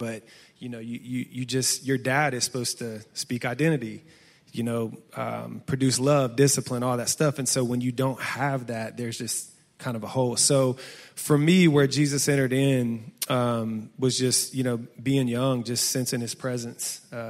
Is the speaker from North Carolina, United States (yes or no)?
no; Chicago, Illinois, United States; You know, my father, you know, growing up in Chicago, when you're younger, you don't want to just like talk on the phone all the time.